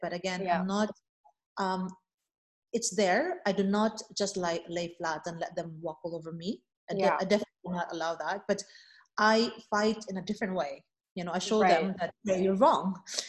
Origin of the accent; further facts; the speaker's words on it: Philippines; I'm just like, no, I'm Filipina, you know, and I'm very proud of it.